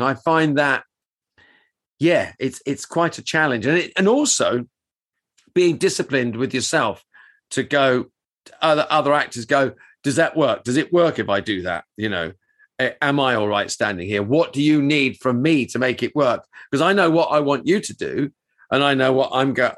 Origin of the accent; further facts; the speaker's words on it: Luton, East of England, United Kingdom; Luton, which is my hometown.